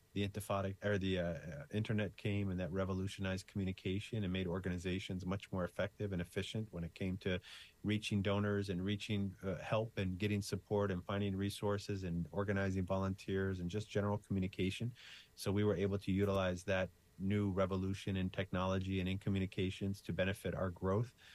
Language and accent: English; United States; I'm an American